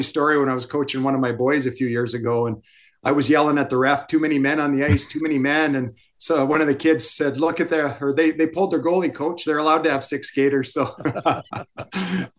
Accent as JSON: {"language": "English", "country": "Canada", "tie": "born or raised there", "also_born_or_lived": "Kamloops", "said": "being born in Canada, being a Canadian"}